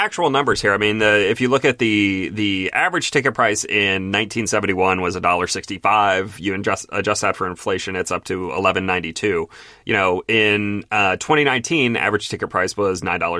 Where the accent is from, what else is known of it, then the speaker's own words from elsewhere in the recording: Stafford County, Virginia, United States; now in Dallas, United States; I live in a metropolitan area. I live in Dallas. You know, tickets are a little more expensive here than where I grew up in Stafford County, Virginia.